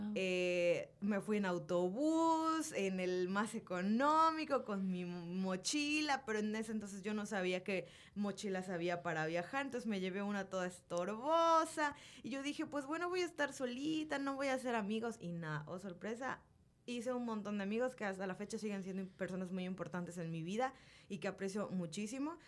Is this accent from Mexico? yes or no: yes; Mérida, Yucatán, Mexico; yo nací en Mérida, he vivido en esta ciudad toda mi vida